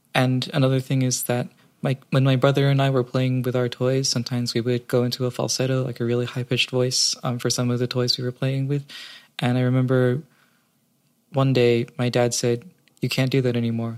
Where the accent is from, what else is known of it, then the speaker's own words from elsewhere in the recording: New York City, New York, United States; Growing up in New York, New York City, it's fairly liberal.